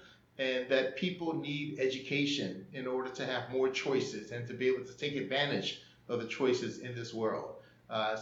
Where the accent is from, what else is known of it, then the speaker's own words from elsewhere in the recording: Missouri City, Texas, United States; moved away as an adult; also born or lived in Taipei, Taiwan / Seoul, South Korea; I'm from Missouri City, Texas. It's a small little suburban city outside of Houston, Texas. And so that's where I grew up until college